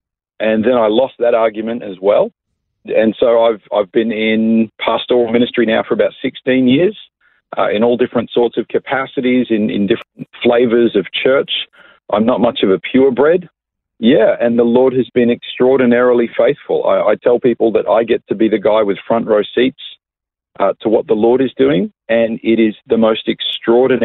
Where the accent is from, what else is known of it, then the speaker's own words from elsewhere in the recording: Coffs Harbour, New South Wales, Australia; moved away as an adult; also born or lived in Sydney; now in Melbourne, Australia; I was born and raised in Coffs Harbour. I lived there till I was about 19 years